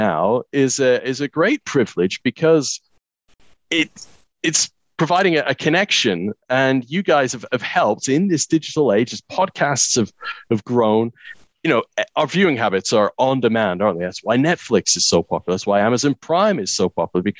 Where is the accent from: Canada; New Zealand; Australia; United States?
Canada; moved away as an adult; I grew up in Canada